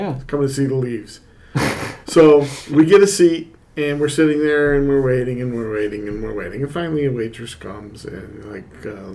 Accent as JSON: {"language": "English", "town": "Rochester", "region": "New York", "country": "United States", "tie": "born or raised there", "moved": "yes", "lives_now": "North Country, New York, United States", "said": "A good friend of mine that I grew up with in Rochester, New York"}